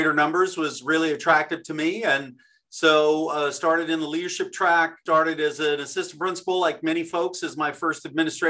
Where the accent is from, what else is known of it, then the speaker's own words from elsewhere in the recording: Downey, California, United States; I was selected as the superintendent of Downey Unified School District. It's my hometown